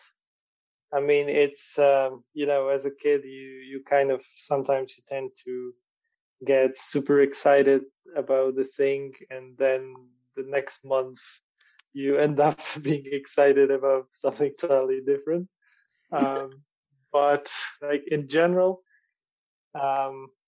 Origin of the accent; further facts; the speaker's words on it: Warsaw, Masovian Voivodeship, Poland; So I'm from Warsaw, from Poland. And I was born in Warsaw. I grew up here.